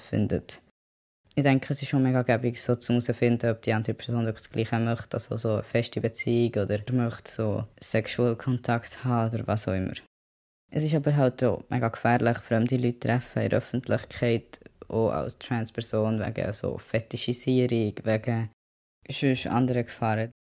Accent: Bern, Switzerland; moved away as an adult; now in London, United Kingdom; ich bin in Bern aufgewachsen, so eine grosse Stadt ist es nicht

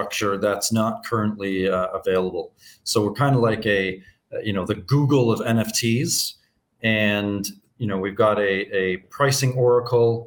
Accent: Canada; moved away as an adult; now in Anguilla; I'm originally from Canada. I left Canada in 2017 and settled in a Caribbean nation called Anguilla

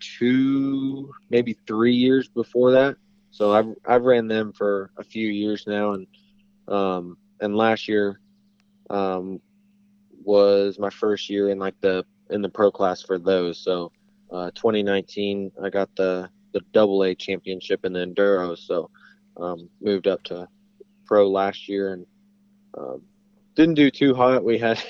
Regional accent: Springfield, Missouri, United States; I'm from Missouri, around Springfield, Missouri

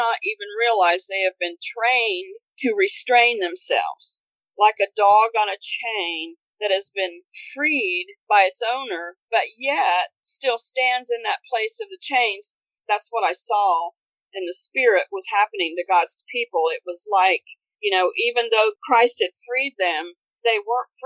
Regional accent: Connersville, Indiana, United States; I'm from Indiana, Connersville, Indiana

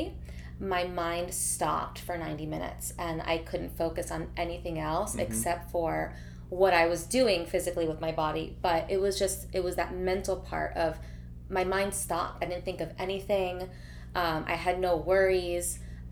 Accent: Sunny Isles Beach, Florida, United States; I was born here in Miami, Florida, a little bit more north from South Beach, about 30 minutes, 20 minutes, depending on traffic. It's called Sunny Isles Beach. So I grew up in like Sunny Isles, Aventura area

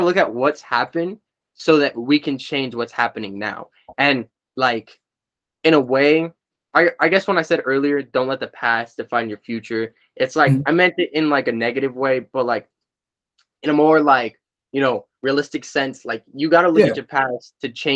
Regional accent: California, United States; I'm from California.

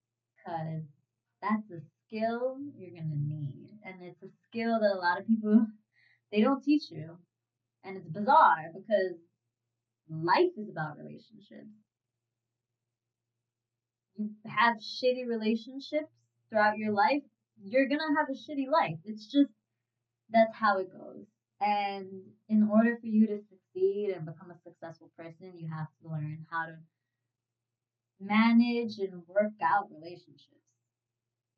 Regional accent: New York City, New York, United States; born and raised in New York City, more specifically the Bronx

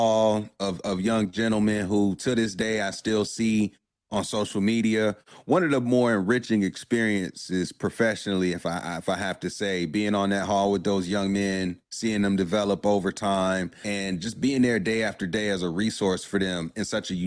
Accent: Durham, North Carolina, United States; I grew up in Durham

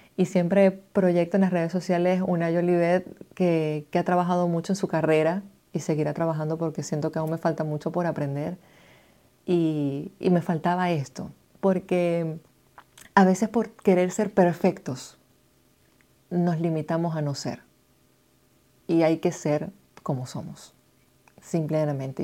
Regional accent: Maracaibo, Zulia, Venezuela; moved away as an adult; now in United States; soy una migrante venezolana, nací en Maracaibo, Estado Zulia, en el año 89

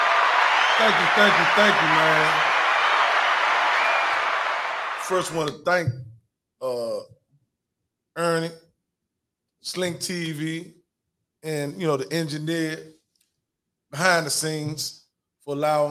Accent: Washington, District of Columbia, United States; I'm from South, I'm a Southeast.

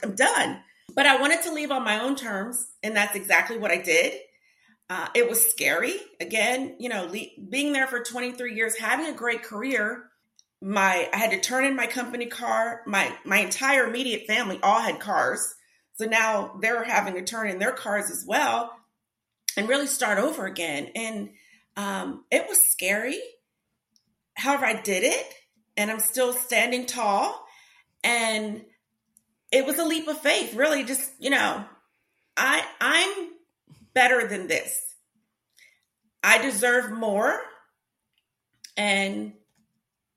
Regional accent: New Jersey, United States; now in Atlanta, United States

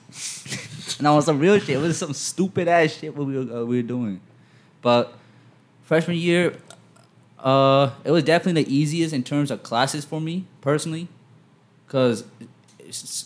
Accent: Middlesex County, New Jersey, United States; Cora, New Jersey, Middlesex County

